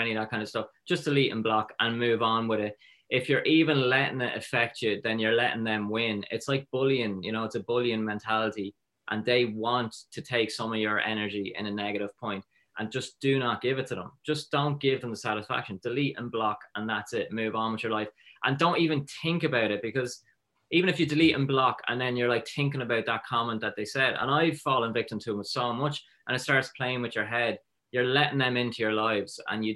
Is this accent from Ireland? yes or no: yes; Drogheda, Leinster, Ireland; I grew up in Drogheda